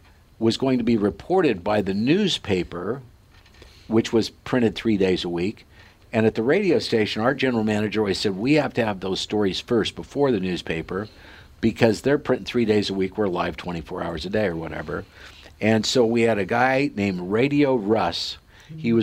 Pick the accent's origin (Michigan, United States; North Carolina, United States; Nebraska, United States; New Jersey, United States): Nebraska, United States; Sidney; in this little hometown of 6,000 people, Sydney, Nebraska, where the Cabela's family grew up, and that's, if you've heard of the Cabela's, that's where they're from, and that's my hometown